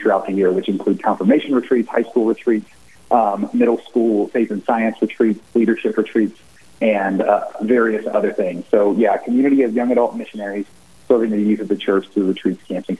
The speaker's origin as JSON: {"language": "English", "region": "Ohio", "country": "United States", "accent": "southern Ohio", "said": "I'm originally from the southern part of Ohio, which is where my accent comes from. So it sounds more Kentuckian than Ohioan."}